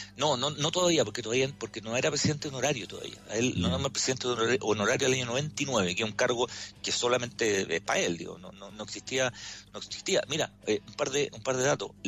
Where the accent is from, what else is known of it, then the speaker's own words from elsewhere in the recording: Chile; como, chile, como chileno